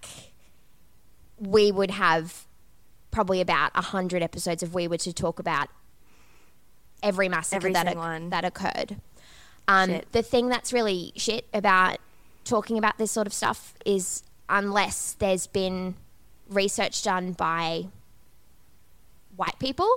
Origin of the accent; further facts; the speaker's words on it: Australia; students and young people growing up in Australia